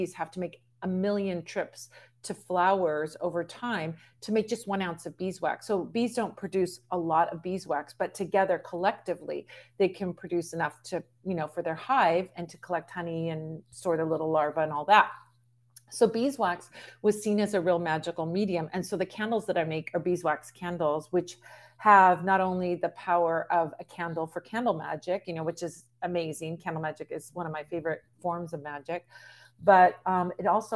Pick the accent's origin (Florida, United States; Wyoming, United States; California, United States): California, United States; Southern; growing up in Southern California